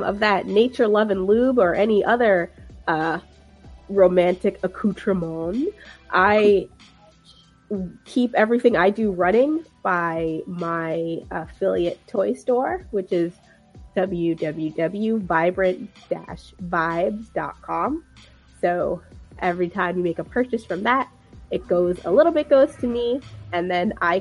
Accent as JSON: {"language": "English", "country": "Jamaica", "said": "as a Jamaican"}